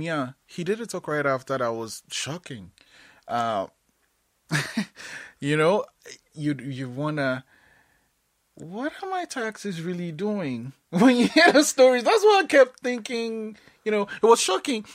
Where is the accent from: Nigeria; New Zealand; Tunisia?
Nigeria; now in Canada; I'm Nigerian, right? And I moved to Canada